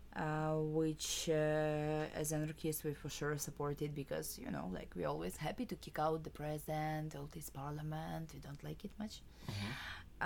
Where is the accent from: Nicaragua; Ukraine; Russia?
Ukraine; Kyiv; I'm from Ukraine, from Kiev